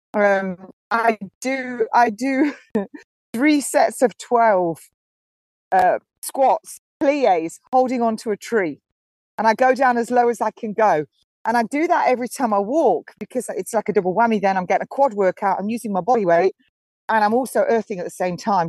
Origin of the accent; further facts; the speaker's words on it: Nottingham, East Midlands, United Kingdom; moved away; That's actually my hometown. Nottingham, my home city